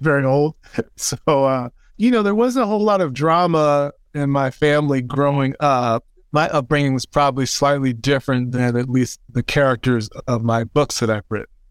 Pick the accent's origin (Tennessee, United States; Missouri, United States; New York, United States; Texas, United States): Missouri, United States; just outside of Saint Louis; I'm born and raised in Missouri, uh, just outside of Saint Louis, Missouri. Grew up in the suburbs.